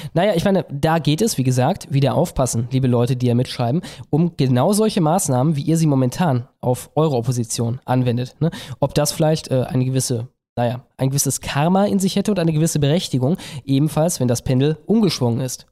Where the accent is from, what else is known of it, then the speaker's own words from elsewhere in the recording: West Germany, Germany; Ich komme aus Westdeutschland und das ist halt eine andere Kiste.